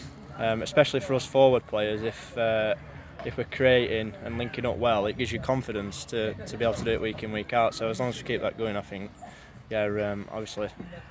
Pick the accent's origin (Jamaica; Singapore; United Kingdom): United Kingdom; Rotherham, Yorkshire and the Humber; I'm from Rotherham, we train in Sheffield anyway, so it's ideal, so training's close.